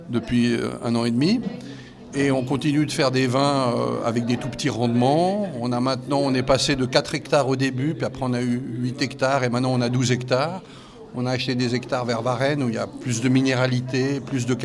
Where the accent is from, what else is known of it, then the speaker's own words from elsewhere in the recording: Valais, Switzerland; born there; moi je suis né en Valais, mais j'ai pas vécu en Valais.